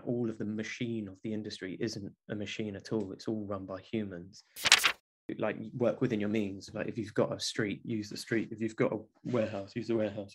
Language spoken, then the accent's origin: English; London, United Kingdom; I grew up in South London, born and raised from Welsh parents